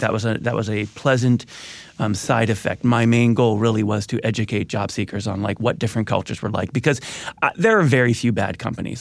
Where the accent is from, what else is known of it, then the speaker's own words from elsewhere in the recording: Midwest, United States; I grew up in the Midwest